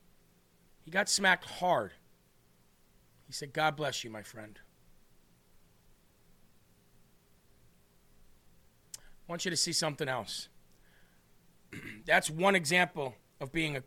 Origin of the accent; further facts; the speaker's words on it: Illinois, United States; I grew up in Illinois